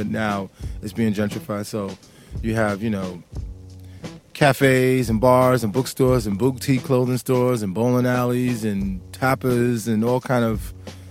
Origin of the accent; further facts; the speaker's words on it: New York City, New York, United States; moved away as an adult; now in London, United Kingdom; I grew up in Brooklyn, New York.